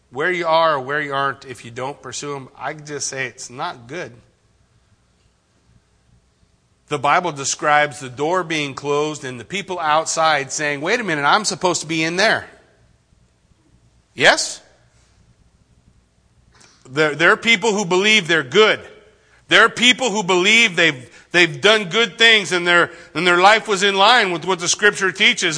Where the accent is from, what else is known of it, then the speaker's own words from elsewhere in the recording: United States; I grew up in the United States of America.